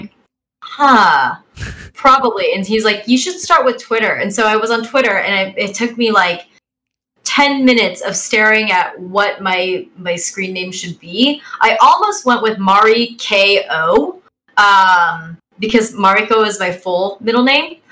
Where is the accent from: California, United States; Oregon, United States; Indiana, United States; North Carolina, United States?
California, United States; Bay Area; I'm from the Bay Area